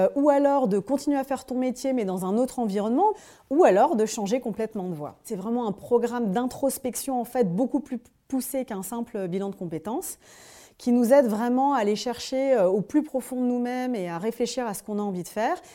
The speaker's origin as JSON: {"language": "French", "town": "Dijon", "region": "Bourgogne-Franche-Comté", "country": "France", "also_born_or_lived": "Paris", "moved": "as an adult", "said": "Je monte à Paris, comme on dit, nous les gens de province, que je viens de Dijon"}